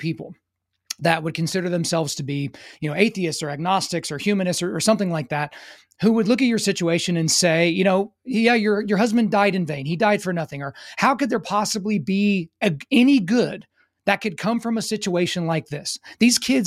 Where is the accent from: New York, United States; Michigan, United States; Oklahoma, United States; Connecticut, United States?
Oklahoma, United States; near Fort Sill; growing up near Fort Sill in Oklahoma